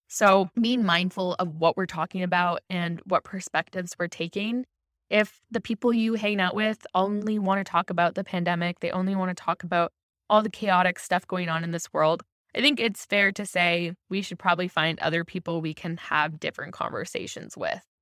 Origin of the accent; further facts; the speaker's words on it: Ontario, Canada; I'm from Ontario